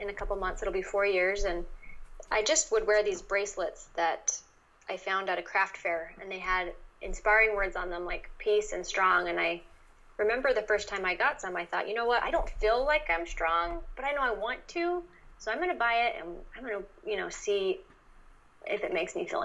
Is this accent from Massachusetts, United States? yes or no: no; Utah, United States; moved away; I grew up in Utah